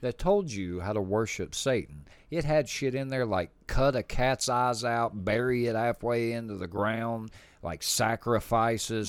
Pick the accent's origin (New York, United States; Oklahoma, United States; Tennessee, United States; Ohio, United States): Tennessee, United States; we're from the South. We're from Tennessee.